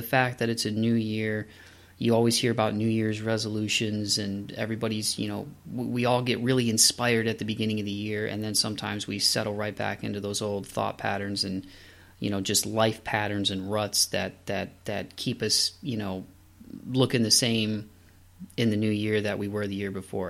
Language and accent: English; Toledo, Ohio, United States; moved away as an adult; also born or lived in Southeast Michigan; Toledo, Ohio is my hometown